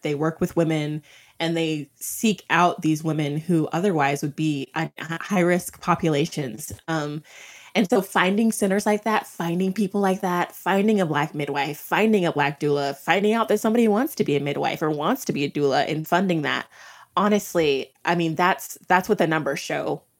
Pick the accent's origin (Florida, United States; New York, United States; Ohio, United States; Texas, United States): Texas, United States; moved away as an adult; also born or lived in Minneapolis; I'm from Texas, um, and when we moved to Minneapolis